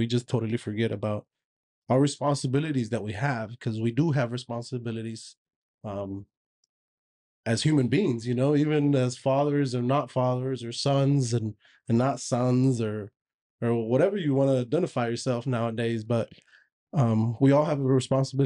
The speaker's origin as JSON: {"language": "English", "country": "United States", "tie": "born or raised there", "said": "I was born and raised here in America"}